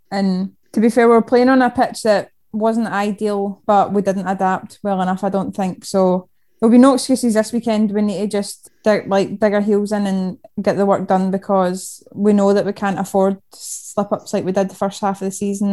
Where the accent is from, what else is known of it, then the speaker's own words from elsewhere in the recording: Denny, Scotland, United Kingdom; Originally, I'm from Denny, which is just between Falkirk and Stirling, just a wee town in there.